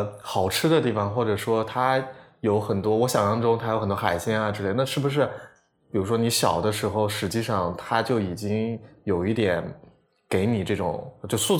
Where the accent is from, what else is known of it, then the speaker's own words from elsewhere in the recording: South China, China; 呃，北方人，或者说我其实对南方还是有一点，像我老家在南方嘛，我其实对南方是有一点印象